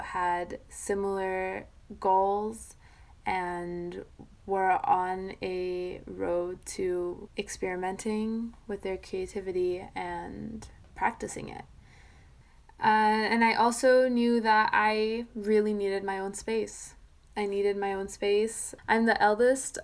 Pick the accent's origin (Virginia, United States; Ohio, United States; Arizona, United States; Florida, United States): Arizona, United States; Sedona; moved away as an adult; also born or lived in Phoenix, Arizona; I grew up in Sedona, Arizona, which is this small town north of Phoenix, and then so I was born there, I grew up there, and then moved to Phoenix